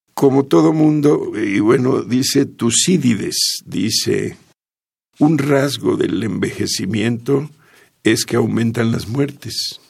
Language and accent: Spanish; Jalpa de Méndez, Tabasco, Mexico; moved away as an adult; also born or lived in Villahermosa; now in Mexico City, Mexico; estuve en Jalpa hasta los 13 años. Después me fui a Villahermosa, estuve, que será unos 5 años en Villahermosa, y luego me vine a la Ciudad de México